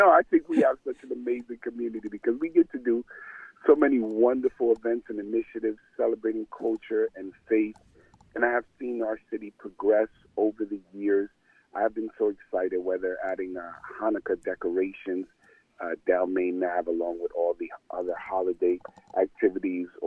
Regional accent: Passaic, New Jersey, United States; I was born and raised in Passaic.

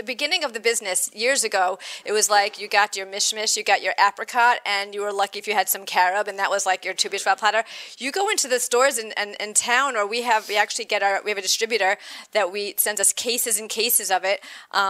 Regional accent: Chicago, Illinois, United States; I'm from Chicago.

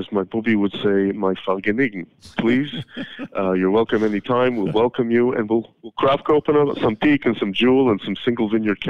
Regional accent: Canada; I'm from Canada

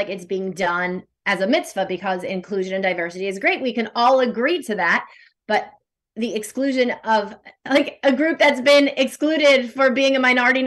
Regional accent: United States; accent: American; my American accent

